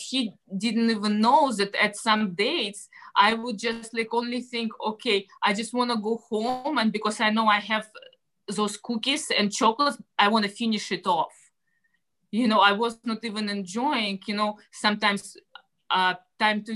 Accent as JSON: {"language": "English", "country": "Russia", "second_language": "English", "moved": "as an adult", "lives_now": "United States", "said": "I'm originally from Russia. I came to the States about, 16 years ago now"}